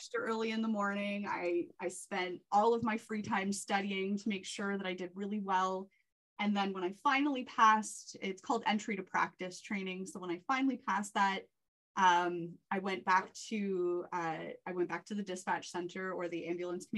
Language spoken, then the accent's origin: English; Whitby, Ontario, Canada; also born or lived in Oshawa / Bowmanville; So I'm born and raised in the Durham region. I grew up in Whitby